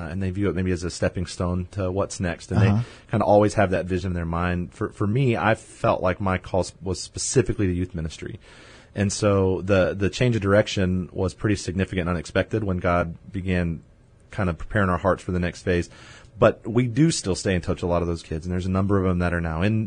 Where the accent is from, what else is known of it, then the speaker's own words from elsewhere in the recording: San Antonio, Texas, United States; I grew up in San Antonio, graduated from Madison High School here